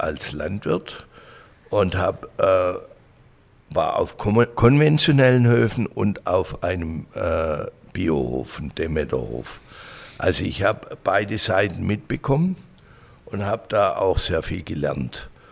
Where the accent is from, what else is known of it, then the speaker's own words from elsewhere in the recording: Langenburg, Baden-Württemberg, Germany; bin geboren in Hohenlohe, aufgewachsen in Bechling-Langenburg Dort habe ich auch meine Jugend ver verbracht